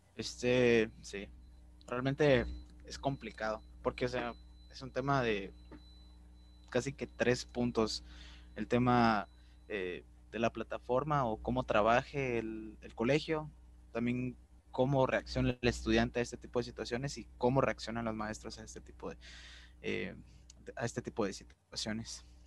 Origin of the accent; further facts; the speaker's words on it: Guatemala; nos impide soñar como, como guatemaltecos